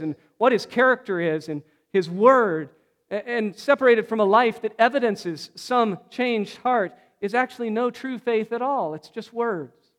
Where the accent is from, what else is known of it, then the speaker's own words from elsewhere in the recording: Pacific Northwest, United States; I grew up in the Pacific Northwest